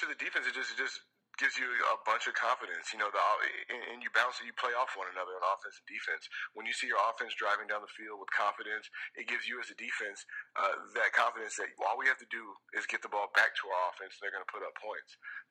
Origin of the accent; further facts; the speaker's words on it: Washington, United States; I'm from Washington State